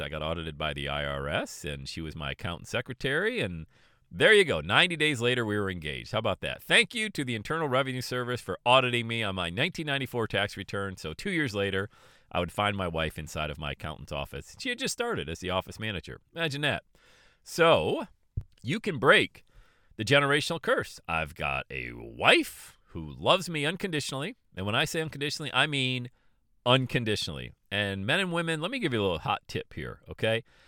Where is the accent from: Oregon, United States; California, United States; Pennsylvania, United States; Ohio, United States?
Pennsylvania, United States; Bradford; I grew up in Bradford, Pennsylvania, population eight thousand people